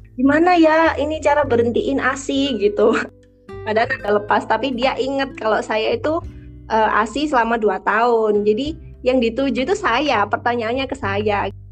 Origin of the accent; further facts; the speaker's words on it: Surabaya, East Java, Indonesia; asalku dari Surabaya